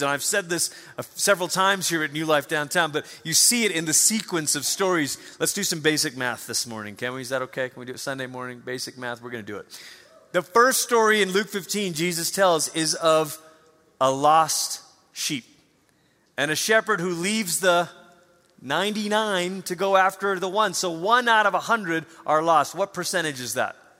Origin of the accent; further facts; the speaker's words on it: Malaysia; moved away; I grew up in Malaysia, you know, there's no snow.